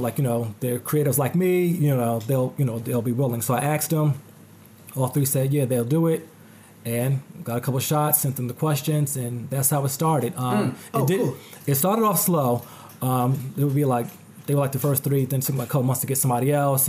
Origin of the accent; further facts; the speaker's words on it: New Jersey, United States; Which, you know, I'm from Jersey, but, you know, still, I got to travel for it.